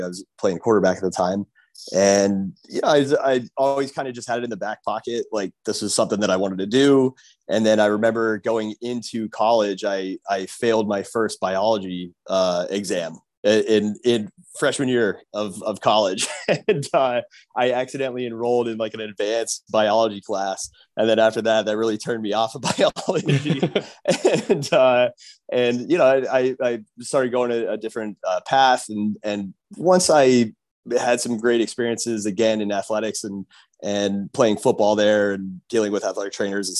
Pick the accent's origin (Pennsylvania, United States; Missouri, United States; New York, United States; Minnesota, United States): Pennsylvania, United States; moved away as an adult; now in Miami, United States; I am originally from Pennsylvania.